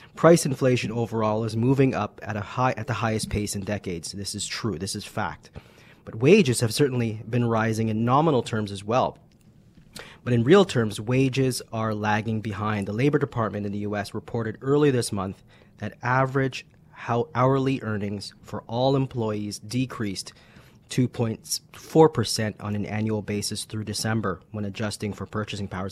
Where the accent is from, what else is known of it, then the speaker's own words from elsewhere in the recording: Canada; as Canadians